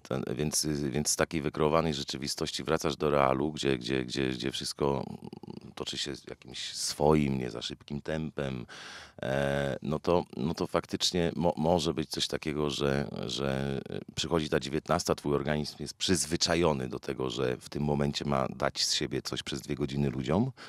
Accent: Wałbrzych, Lower Silesian Voivodeship, Poland; Jestem z Wałbrzycha, bardzo lubię to miasto

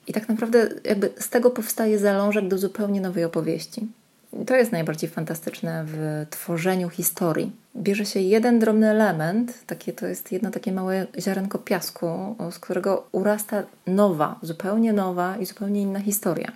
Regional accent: Gdańsk, Pomeranian Voivodeship, Poland; moved away as an adult; also born or lived in Gdynia; now in Kraków, Poland; w Gdańsku się urodziłam i mieszkałam tam przez pierwsze 20 lat mojego życia

